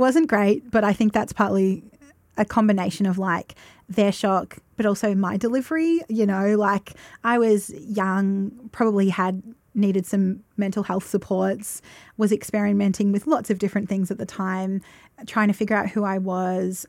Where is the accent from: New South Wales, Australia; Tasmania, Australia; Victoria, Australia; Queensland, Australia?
Victoria, Australia; Roche; now in Shepparton, Australia; growing up in Roche, I remember there being, like, one gay guy at school